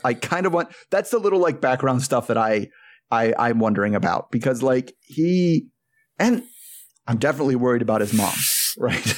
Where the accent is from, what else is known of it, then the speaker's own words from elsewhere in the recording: United States; as an American Catholic